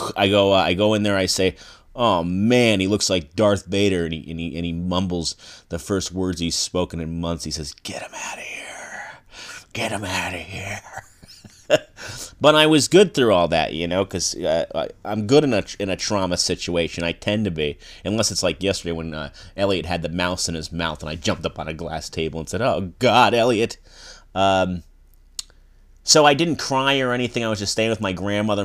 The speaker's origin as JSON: {"language": "English", "country": "United States", "said": "I'm an American male"}